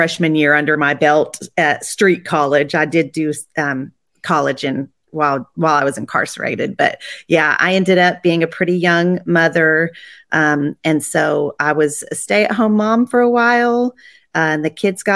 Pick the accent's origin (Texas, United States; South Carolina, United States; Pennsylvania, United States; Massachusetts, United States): Texas, United States; also born or lived in Colorado; my parents moved me down here when I was 2. I claim that I'm a Texan